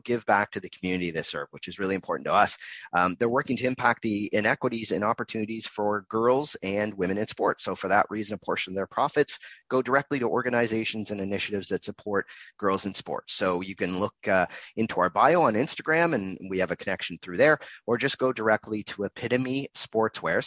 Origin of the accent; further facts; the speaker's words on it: Canada; I'm Canadian as well.